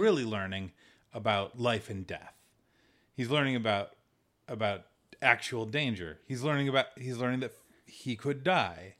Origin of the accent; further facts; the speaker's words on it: United States; We're from America